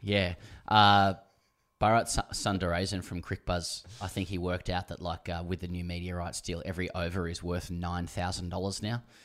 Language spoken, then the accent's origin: English; Australia; I'm Australian